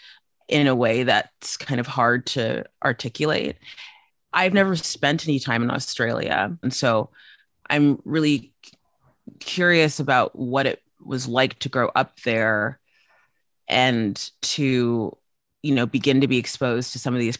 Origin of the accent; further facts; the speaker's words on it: South Africa; moved away; I grew up for a good chunk of my life in South Africa